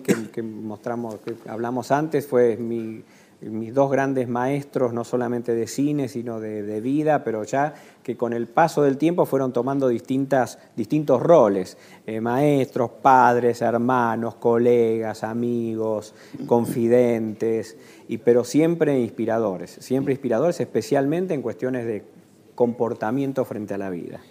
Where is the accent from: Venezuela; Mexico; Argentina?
Argentina; me siento argentino, ya viví mucho tiempo me reconozco como argentino